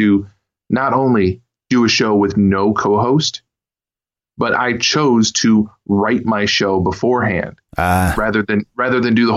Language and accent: English; Kalamazoo, Michigan, United States; I was born and raised in the same city I'm in right now, which is, Kalamazoo, Michigan